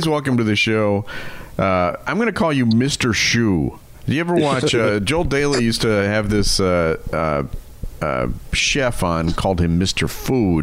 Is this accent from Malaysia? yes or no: no; Germany; moved away; I grew up in Germany in the 70s